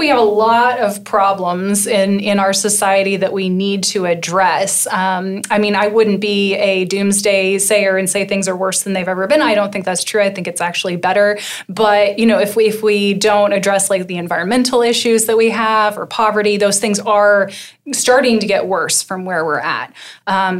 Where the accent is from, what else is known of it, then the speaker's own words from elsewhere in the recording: Wichita, Kansas, United States; I grew up in Wichita, Kansas